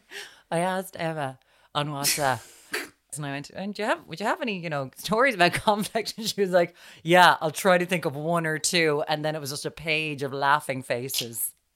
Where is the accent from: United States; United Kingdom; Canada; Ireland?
Ireland; We're Irish